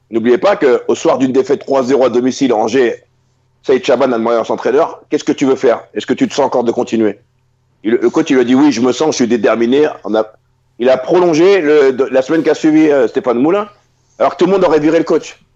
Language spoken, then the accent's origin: French; Mali; ouais, je suis malien, hein. franco-malien, sénégalais.